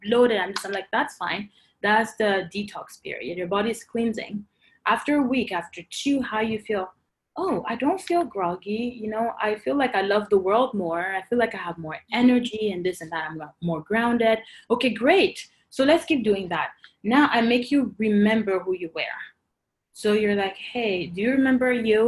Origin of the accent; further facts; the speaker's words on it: Côte d’Ivoire; moved away as an adult; also born or lived in Cameroon (parents' origin); now in Canada; I grew up and I was born in Cote d'Ivoire